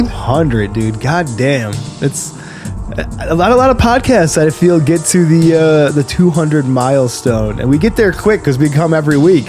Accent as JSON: {"language": "English", "town": "Buffalo", "region": "New York", "country": "United States", "tie": "born or raised there", "said": "being in Buffalo, growing up in Western New York"}